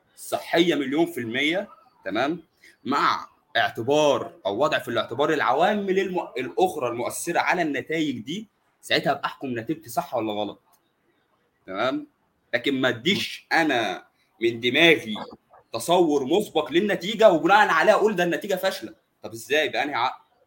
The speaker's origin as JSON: {"language": "Arabic", "country": "Egypt", "said": "عندنا في مصر"}